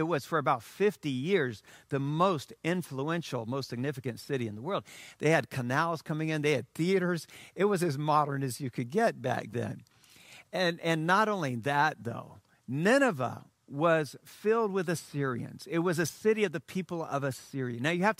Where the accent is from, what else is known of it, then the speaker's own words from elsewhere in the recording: Sinoe County, Liberia; because I had heard Philip was rebuilding the mission station, E&I Mission, that I grew up on in Sino County, Liberia.